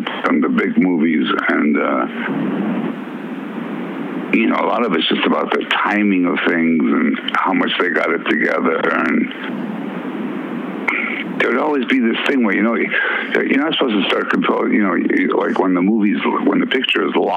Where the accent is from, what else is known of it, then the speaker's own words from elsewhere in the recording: Worcester, Massachusetts, United States; also born or lived in Minneapolis, Minnesota / New Orleans, Louisiana; we moved to Worcester, Massachusetts.